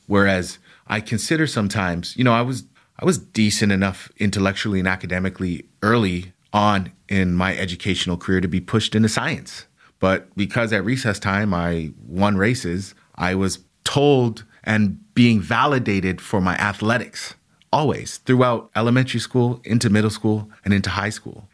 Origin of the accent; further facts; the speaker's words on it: Canada; young black males like me, young black boys growing up in Canada